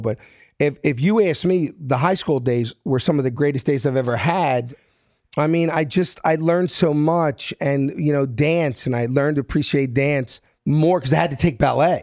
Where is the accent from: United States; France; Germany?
United States; Philadelphia, Pennsylvania; moved away as an adult; I'm from South Philly.